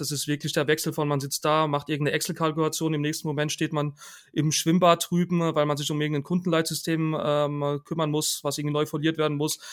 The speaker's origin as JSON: {"language": "German", "region": "Rhineland-Palatinate", "country": "Germany", "moved": "yes", "lives_now": "Karlsruhe, Germany", "said": "ich komme ursprünglich aus der Pfalz"}